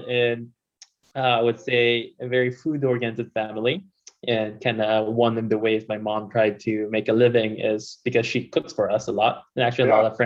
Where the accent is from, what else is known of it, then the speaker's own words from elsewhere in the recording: Philippines; moved away as an adult; now in United States; me growing up in the Philippines